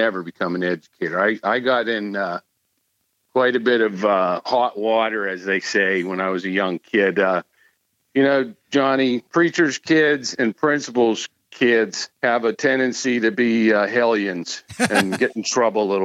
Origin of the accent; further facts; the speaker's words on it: Butler, Pennsylvania, United States; also born or lived in Hampton, Pennsylvania; I grew up in Western Pennsylvania, and most of my years were outside of Pittsburgh